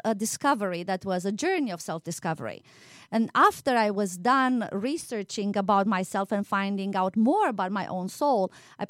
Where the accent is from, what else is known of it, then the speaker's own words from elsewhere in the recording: Sibiu, Sibiu County, Romania; moved away as an adult; now in United States; I used to teach also in Transylvania, you know, my home country, and Sibiu, that's the city where I was born in.